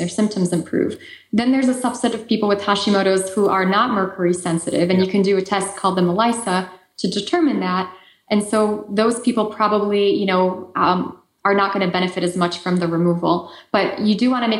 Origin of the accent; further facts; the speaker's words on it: Poland; accent: Eastern European; moved away; I lived on the Ukrainian border in Poland when I was growing up.